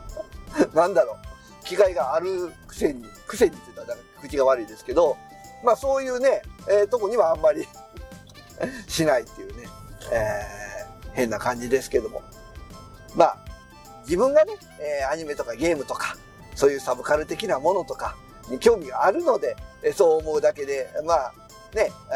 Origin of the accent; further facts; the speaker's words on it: Tokushima, Japan; うちは徳島市民なんですけど